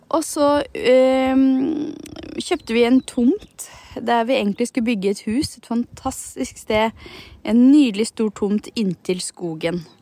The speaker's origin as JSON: {"language": "Norwegian", "area": "Hallingdal", "region": "Buskerud", "country": "Norway", "tie": "born or raised there", "moved": "yes", "lives_now": "Nesodden, Norway", "said": "jeg er fra Hallingdal og har vokst opp i fjellet"}